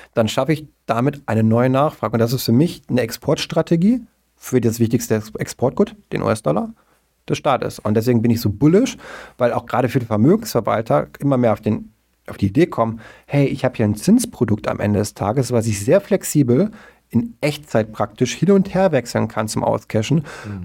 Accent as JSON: {"language": "German", "country": "Germany", "said": "wir beide als Deutsche"}